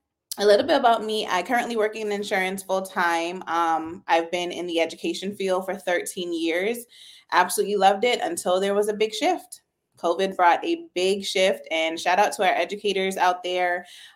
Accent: Brooklyn, New York, United States; born there; now in Georgia, United States; So actually, my family is from Jamaica. I was born in Brooklyn, New York.

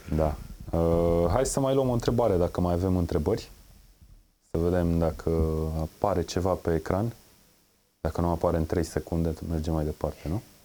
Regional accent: Brașov, Brașov County, Romania; Eu sunt din Brașov

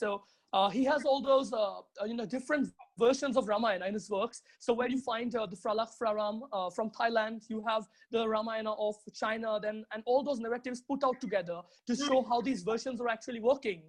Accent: Midnapore, West Bengal, India; I'm not from Kolkata, you know. I'm not in proper Kolkata. It's a bit far from here. So I'm in Midnapore

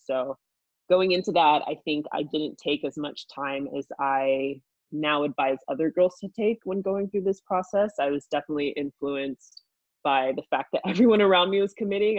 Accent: United States; being an American in a foreign country

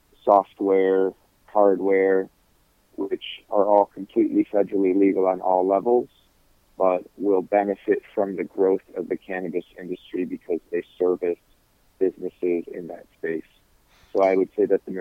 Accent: Michigan, United States; also born or lived in North Carolina; my home state of Michigan

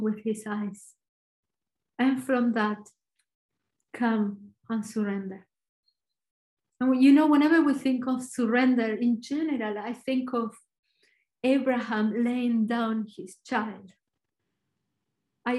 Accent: Argentina; English is a second language; I'm Argentinian, so my accent is probably a little bit different

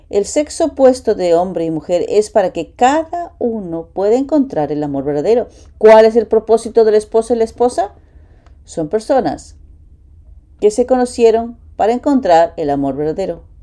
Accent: New York, United States; now in Romania; tengo 20 años, eh, soy de Nueva York, estoy en el tercer año de GPA, de la Academia de Paz.

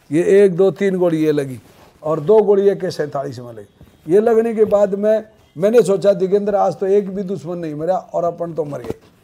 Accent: Sikar district, Rajasthan, India; मेरा गांव जादरा है दयाला नांगल तहसील नीमका थाना में है सीकर जिले का रहने वाला हूँ मैं

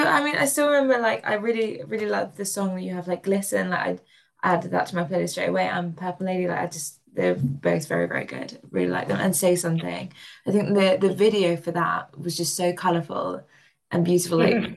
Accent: Wales, United Kingdom; also born or lived in Suffolk; I mean, well, I'm originally from North Wales, but then like moved down to Suffolk.

